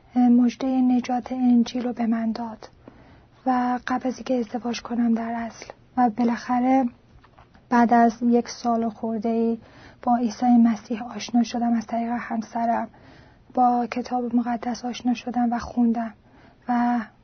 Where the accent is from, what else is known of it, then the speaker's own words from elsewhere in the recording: Iran; ایرانی هستم و در ایران به دنیا آمدم